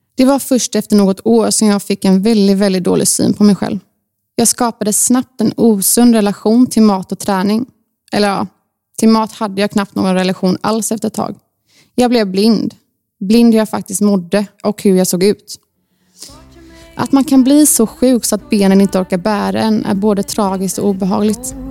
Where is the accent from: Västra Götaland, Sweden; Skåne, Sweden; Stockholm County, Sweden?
Västra Götaland, Sweden; Gothenburg; Jag är född och uppvuxen i Torslanda, i Göteborg